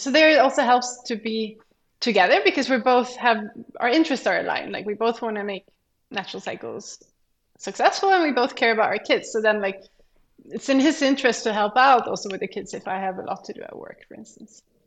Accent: Sweden; moved away; I'm from Sweden. And there you kind of choose a direction already when you start high school. So in mm-hmm. high school, I studied like uh, the science program

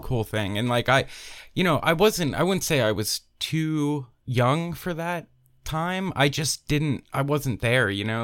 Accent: Pennsylvania, United States; moved away as an adult; also born or lived in Philadelphia; now in Tennessee, United States; I'm originally from Pennsylvania

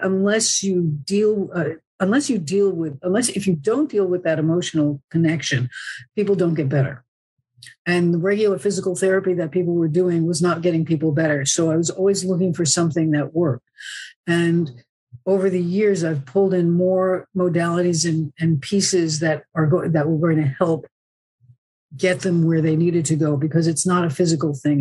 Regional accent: New Jersey, United States; moved away as an adult; also born or lived in Bronx, New York / Woodstock / San Francisco; now in Southern California, United States; I was born in the Bronx, New York, and I grew up in New Jersey

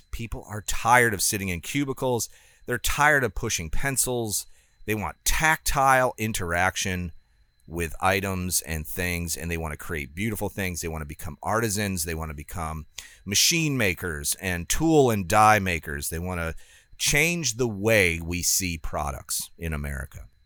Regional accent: United States; it's not just because I'm an American industrialist now

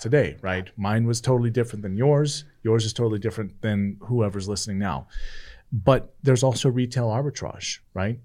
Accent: California, United States; moved away; I grew up in California.

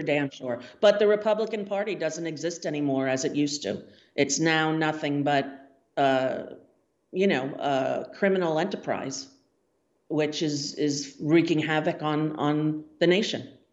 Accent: United States; we're American people

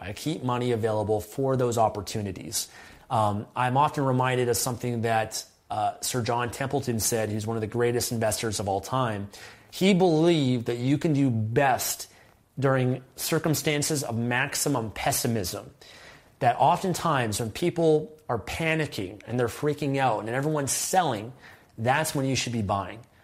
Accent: Canada; as a Canadian

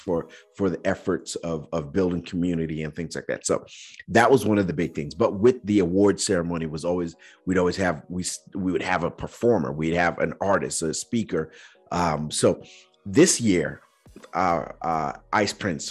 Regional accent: Nigeria; now in United States; growing up in Nigeria

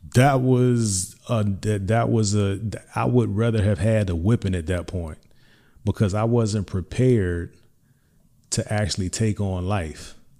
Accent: Hampton, Virginia, United States; I'm from Hampton Roads, Hampton, Virginia specifically

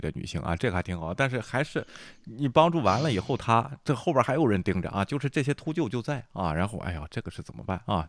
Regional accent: China; 咱们中国

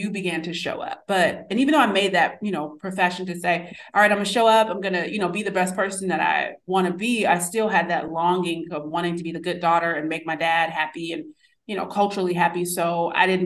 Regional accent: New York City, New York, United States; born there; Even though I was born in New York City, I kind of came back and was just like, I was very reserved.

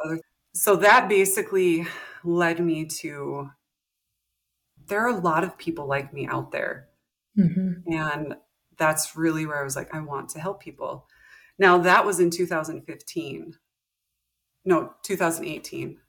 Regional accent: North Dakota, United States; moved away as an adult; also born or lived in Montana / South Texas; I am from North Dakota. I was born in Montana, moved to North Dakota when I was young. Grew up, graduated high school here.

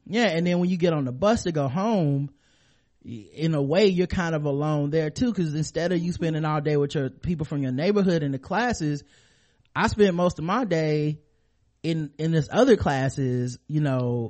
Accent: the South, United States; growing up in the South

